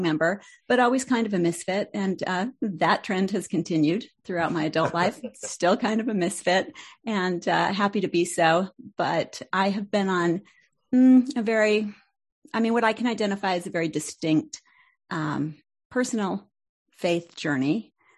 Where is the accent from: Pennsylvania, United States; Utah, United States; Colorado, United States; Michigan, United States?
Utah, United States; Salt Lake City; moved away as an adult; left Salt Lake